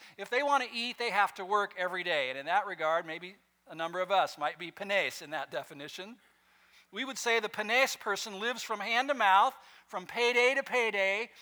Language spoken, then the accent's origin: English; West Coast, United States; I grew up on the West Coast